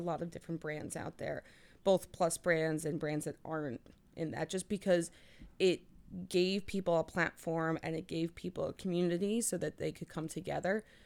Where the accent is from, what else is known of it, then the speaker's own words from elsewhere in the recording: New Jersey, United States; also born or lived in New Orleans; I was born in New Orleans, but I've lived in New Jersey since I was two